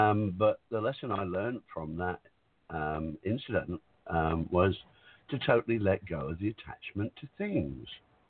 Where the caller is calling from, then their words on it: Whitsunday Islands, Queensland, Australia; I'm calling from the Whitsunday Islands in Australia.